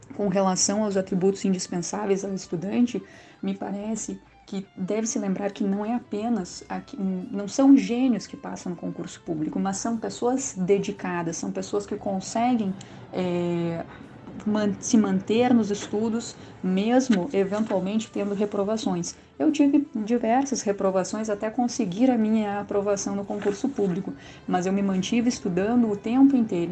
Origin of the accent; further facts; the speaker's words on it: Rio Grande do Sul, Brazil; moved away as an adult; now in Minas Gerais, Brazil; não estranhe meu sotaque, eu sou gaúcha e estou há algum tempinho aí eh, conhecendo as Minas Gerais